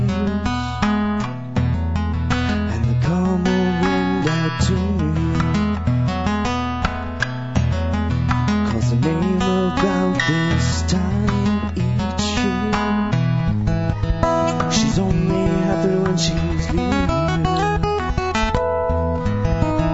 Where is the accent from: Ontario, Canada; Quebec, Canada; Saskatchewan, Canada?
Ontario, Canada; moved away; I'm not from here originally. I'm from Ontario, and I go home